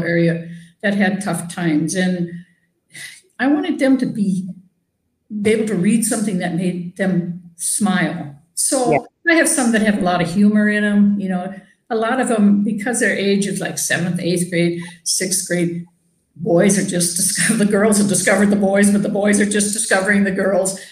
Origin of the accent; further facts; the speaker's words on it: near Gibbon, Minnesota, United States; I grew up in a little town on a farm little close to Gibbon, Minnesota.